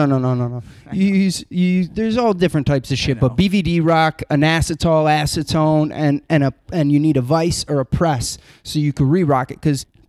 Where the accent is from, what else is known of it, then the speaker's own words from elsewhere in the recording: Florida, United States; Oh, the millions of growing up in Florida.